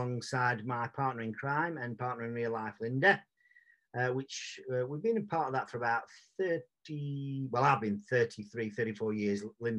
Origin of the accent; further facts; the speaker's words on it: Sheffield, Yorkshire and the Humber, United Kingdom; male, Caucasian, from from sunny Sheffield. I was born and bred in Sheffield. I'll probably die in Sheffield